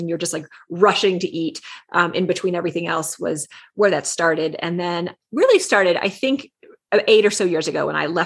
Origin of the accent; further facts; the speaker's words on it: Texas, United States; I grew up in Texas